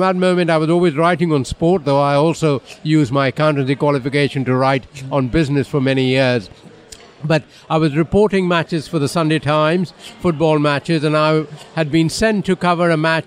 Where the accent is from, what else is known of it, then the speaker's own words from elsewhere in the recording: India; moved away as an adult; now in United Kingdom; I grew up in India